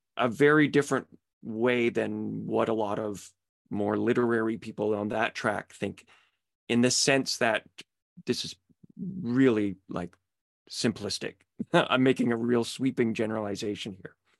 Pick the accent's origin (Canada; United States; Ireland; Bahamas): Canada; Petawawa, Ontario; also born or lived in Pembroke; I'm from Petawawa. Uh, but I went to high school in, in Pembroke